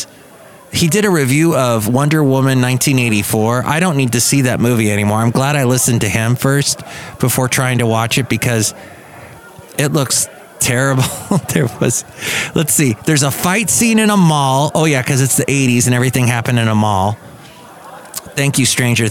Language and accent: English; United States; I'm American